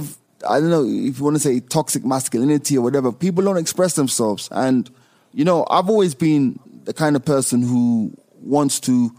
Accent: Jamaica; also born or lived in United Kingdom / United States; luckily I've had the exposure of growing up in the UK, growing up in Jamaica, you know, always been in the States.

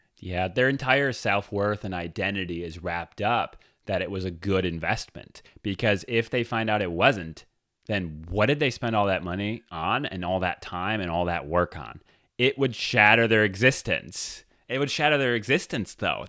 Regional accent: Detroit, Michigan, United States; I grew up in the Detroit area

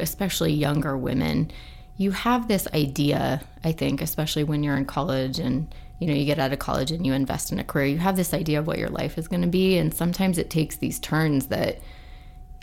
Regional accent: Idaho, United States; moved away; also born or lived in California / Seattle; born at St. Luke's

